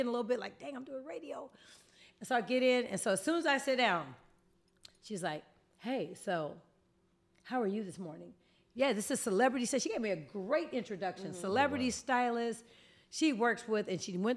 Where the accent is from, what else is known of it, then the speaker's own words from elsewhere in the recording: Oakland, California, United States; I'm from Oakland